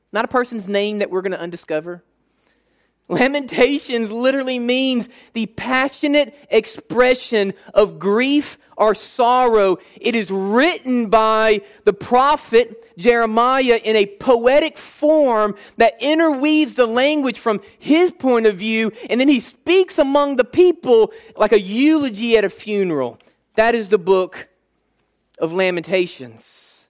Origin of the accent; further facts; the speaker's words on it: United States; We like being American